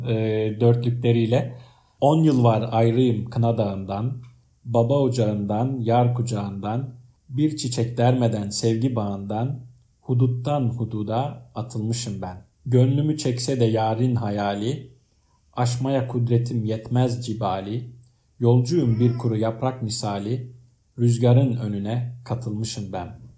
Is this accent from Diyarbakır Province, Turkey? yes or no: no; Iskenderun, Hatay, Turkey; born or raised there; moved away; also born or lived in Ankara